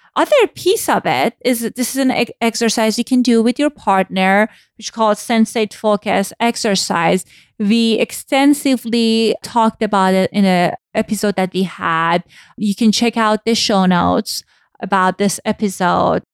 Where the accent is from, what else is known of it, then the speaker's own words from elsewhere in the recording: Iran; moved away; I grew up in Iran post-Islamic Revolution